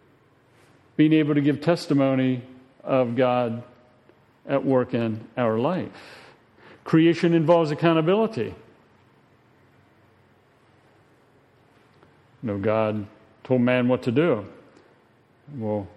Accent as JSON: {"language": "English", "country": "United States", "said": "we, as American citizens"}